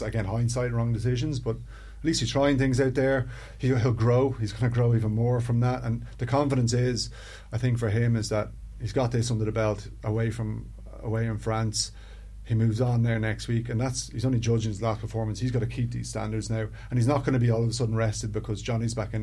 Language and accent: English; Ireland